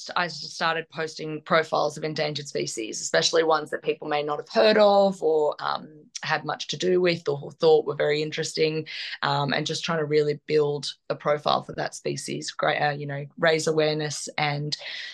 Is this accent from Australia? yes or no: yes; Australia; as you can probably hear from my accent, I'm not English. I'm Australian.